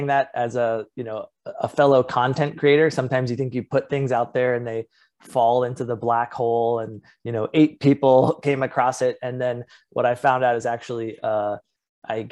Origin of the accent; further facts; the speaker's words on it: Indianapolis, Indiana, United States; moved away as an adult; also born or lived in Los Angeles, California / Iowa City, Iowa; now in San Diego, United States; I was born on the West Coast, but actually raised in the Midwest